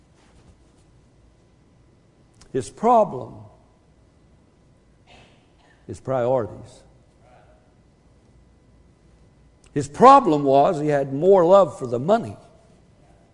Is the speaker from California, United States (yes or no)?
yes; Wilmington, California, United States; where I was raised in Wilmington, California